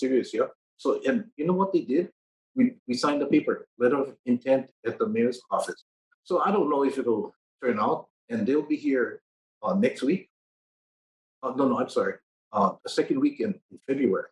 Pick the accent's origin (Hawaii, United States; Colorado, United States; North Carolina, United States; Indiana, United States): Hawaii, United States; I'm Hawaiian